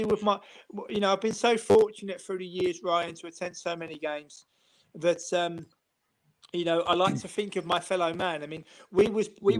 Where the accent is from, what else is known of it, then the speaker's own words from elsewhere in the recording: London, United Kingdom; now in Amsterdam, Netherlands; I live in Amsterdam. I said I'm originally from London